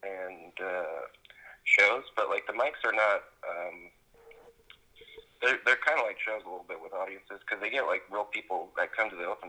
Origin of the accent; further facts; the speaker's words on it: Southern California, United States; moved away as an adult; now in Santa Cruz, United States; We grew up together in SoCal.